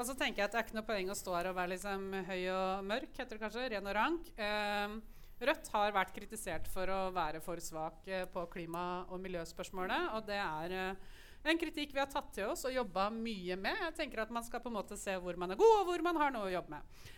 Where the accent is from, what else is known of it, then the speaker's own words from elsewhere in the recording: Lillehammer, Innlandet, Norway; Jeg kommer fra Lillehammer